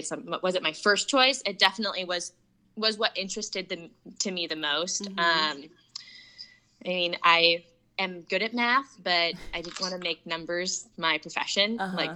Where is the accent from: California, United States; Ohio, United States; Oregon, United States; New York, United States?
Oregon, United States; Portland; I was born and raised in Portland, Oregon, went to Central Catholic High School